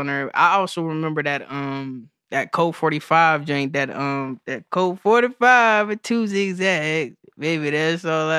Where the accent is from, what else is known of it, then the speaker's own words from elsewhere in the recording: Clarksville, Tennessee, United States; I'm from like a lot of places. I'm from Clarksville, Tennessee, originally.